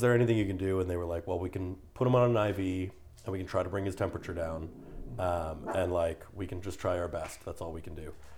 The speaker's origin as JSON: {"language": "English", "country": "Canada", "said": "I'm a Canadian in Texas"}